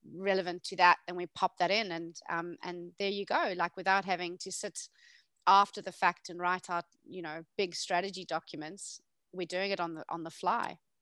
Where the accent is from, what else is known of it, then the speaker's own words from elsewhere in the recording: South Africa; moved away; I'm originally South African